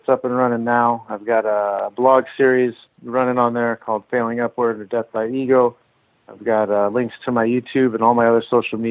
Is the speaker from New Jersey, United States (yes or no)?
no; San Jose, California, United States; Finish my career out in a strong way for a strong organization in my hometown